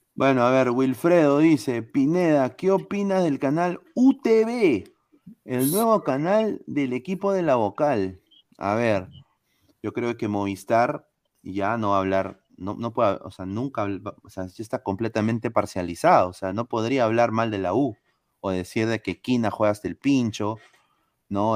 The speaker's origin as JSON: {"language": "Spanish", "country": "Peru", "said": "soy peruano"}